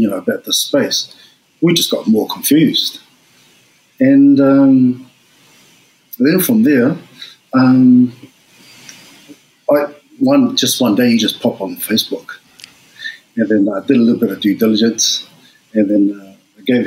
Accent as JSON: {"language": "English", "region": "Auckland", "country": "New Zealand", "tie": "born or raised there", "also_born_or_lived": "Tonga (parents) / Sydney, Australia", "moved": "as an adult", "lives_now": "Australia", "said": "I grew up in Auckland"}